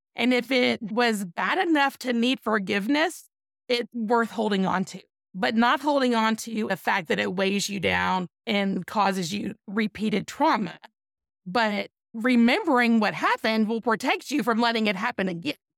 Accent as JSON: {"language": "English", "region": "East Texas", "country": "United States", "said": "I'm from East Texas"}